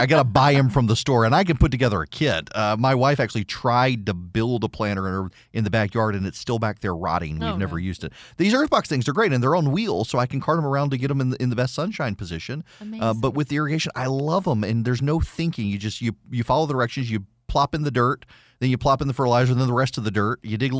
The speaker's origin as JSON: {"language": "English", "region": "Dubai", "country": "United Arab Emirates", "tie": "born or raised there", "also_born_or_lived": "Louisiana", "said": "I mean, I grew up in Dubai, but yeah, before I was allowed to leave Louisiana, my mom made me learn how to make red beans and rice, jambalaya, and gumbo."}